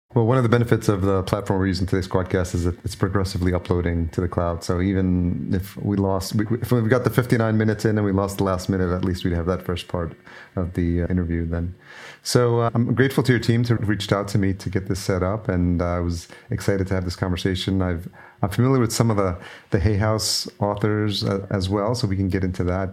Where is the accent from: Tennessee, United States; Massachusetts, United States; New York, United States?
New York, United States; I grew up in New York